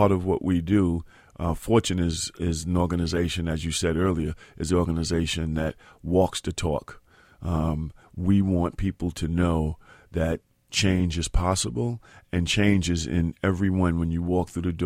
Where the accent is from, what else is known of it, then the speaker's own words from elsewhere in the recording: New York City, New York, United States; In Soundview in the Bronx.